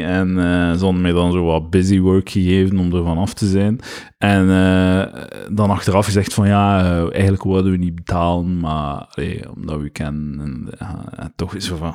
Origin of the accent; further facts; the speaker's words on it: Deurle, Flanders, Belgium; Van Gent, Ah, nee, van Deurle